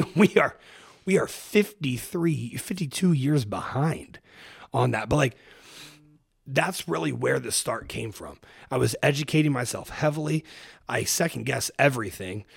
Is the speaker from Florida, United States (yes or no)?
no; Springfield, Ohio, United States; moved away as an adult; also born or lived in Cincinnati, Ohio; now in Austin, United States; I grew up in Springfield, Ohio